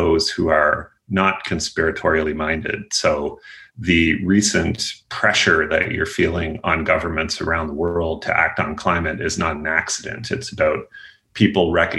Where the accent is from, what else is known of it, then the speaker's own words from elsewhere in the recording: eastern Nova Scotia, Canada; I'm a Canadian, grew up in a coal mining town in eastern Nova Scotia